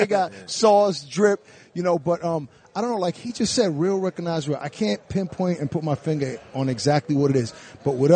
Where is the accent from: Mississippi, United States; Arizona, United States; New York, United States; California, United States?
New York, United States; New York City; moved away as an adult; now in Jersey City, United States; We're both from Brooklyn